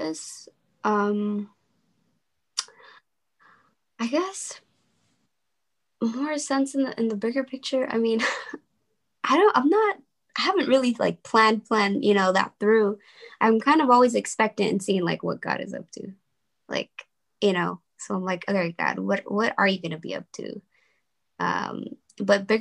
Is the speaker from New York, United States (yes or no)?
no; Los Angeles, California, United States; my communities, like the one that I grew up in South Central